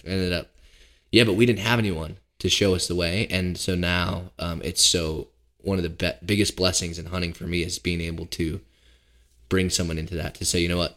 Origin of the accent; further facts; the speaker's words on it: Seattle, Washington, United States; moved away as an adult; now in Pennsylvania, United States; I grew up in Seattle, but we lived in a small neighborhood